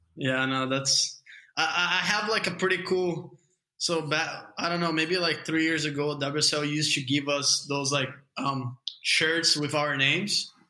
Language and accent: English; Guarujá, São Paulo, Brazil; also born or lived in California; I'm from Guarujá. It's a couple hour drive from the airport in São Paulo